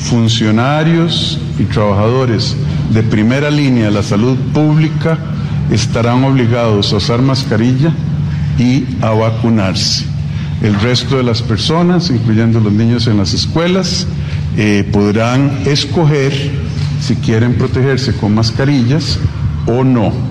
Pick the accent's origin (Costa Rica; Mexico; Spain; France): Costa Rica; Somos costarricenses, nos queremos.